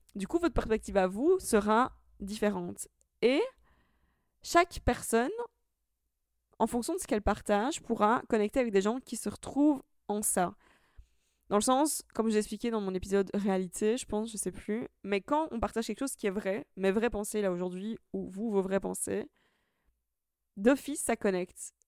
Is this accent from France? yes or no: no; Italy; now in Brussels, Belgium; je suis italienne, maintenant anglaise